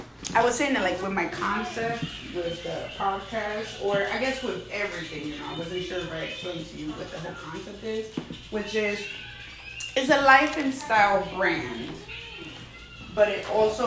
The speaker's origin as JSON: {"language": "English", "region": "New York", "country": "United States", "tie": "born there", "said": "And I love doing the immigrant angle because I'm an immigrant. I was born in New York."}